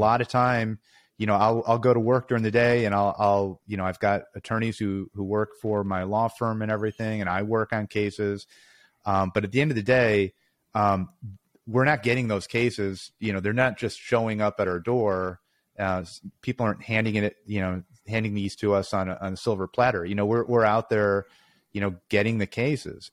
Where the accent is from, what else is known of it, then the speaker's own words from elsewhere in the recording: Chicago, Illinois, United States; also born or lived in Pennsylvania; born and raised in Chicago